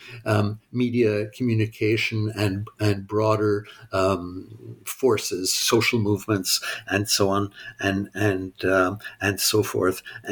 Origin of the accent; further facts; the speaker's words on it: Montreal, Quebec, Canada; also born or lived in United States; I grew up in Montreal. I went to school in Montreal.